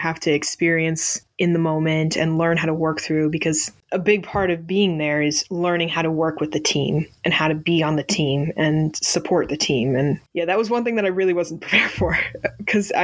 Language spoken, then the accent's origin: English; Northeast, United States; I'm from the Northeast, so I'm used to it being cold